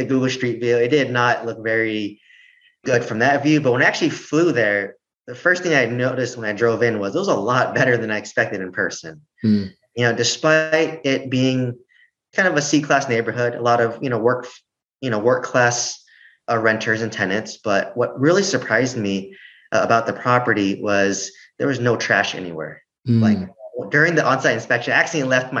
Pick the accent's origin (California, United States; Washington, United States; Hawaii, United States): California, United States; I'm from California, so it's different here versus in Oklahoma